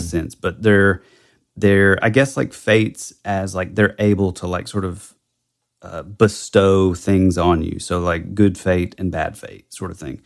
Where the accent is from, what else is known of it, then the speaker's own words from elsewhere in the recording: the Bible Belt, United States; growing up in the Bible Belt